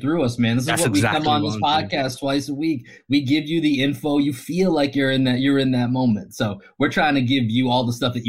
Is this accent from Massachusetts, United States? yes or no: yes; Boston, Massachusetts, United States; now in Austin, United States; we're from Dorchester.